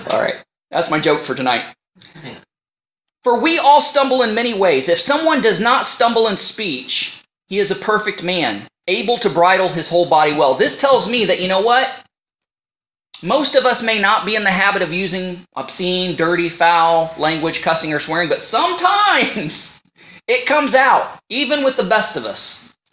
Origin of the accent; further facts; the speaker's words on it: United States; accent: northern; now in Canada; Now, people, you know, I'm from the United States and people say I have a northern accent, but when I go home or talk to somebody on the phone, they can hear my Canadian accent.